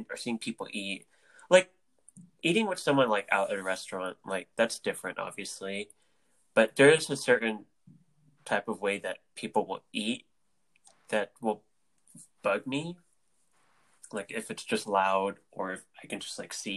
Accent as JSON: {"language": "English", "country": "Philippines", "said": "we're both Filipino"}